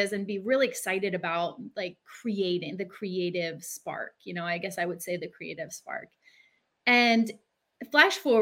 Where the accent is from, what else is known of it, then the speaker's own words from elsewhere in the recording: Philadelphia, Pennsylvania, United States; I grew up in the Northeast in Philly in a bad neighborhood